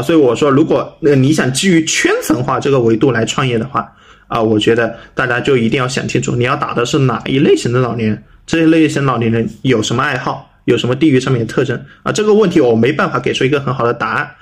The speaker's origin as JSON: {"language": "Chinese", "country": "China", "said": "在我们中国人或者说在一些外人看来"}